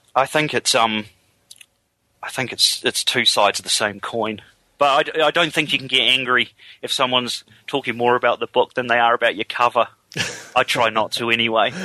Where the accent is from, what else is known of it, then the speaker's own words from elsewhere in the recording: England, United Kingdom; now in New Zealand; I'm actually from England